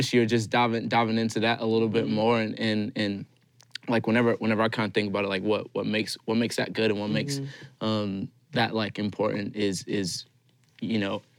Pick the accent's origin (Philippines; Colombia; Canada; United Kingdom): Colombia; now in Anderson, United States; I grew up in Colombia. I now live here in Anderson, so, like, all my family's in Colombia